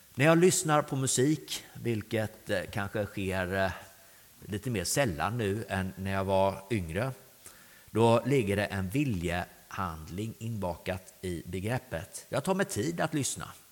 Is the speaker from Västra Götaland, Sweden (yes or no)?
yes; Grästorp, Västra Götaland, Sweden; also born or lived in Östergötland; Jag är uppvuxen på Grästorp på vägen in här mot, mot dalen